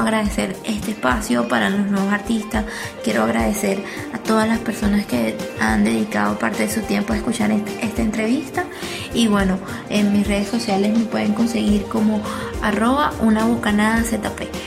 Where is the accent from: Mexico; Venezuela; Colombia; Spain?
Venezuela; moved away; en mi país natal, a pesar de que hoy en día no vivo en él